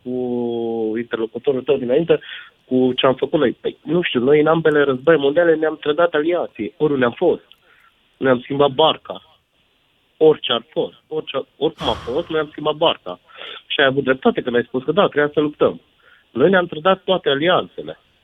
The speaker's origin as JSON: {"language": "Romanian", "town": "Făgăraș", "region": "Brașov County", "country": "Romania", "also_born_or_lived": "Sibiu", "said": "eu sunt din Fădăraș de origine"}